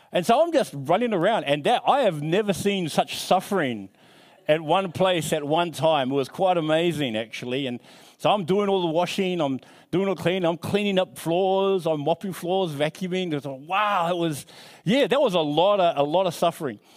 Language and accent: English; New Zealand; now in Australia; I'm from New Zealand